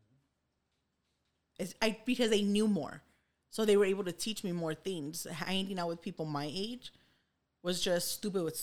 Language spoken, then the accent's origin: English; Los Angeles, California, United States; we grew up in East LA and I had a lot of, you know, black kids in school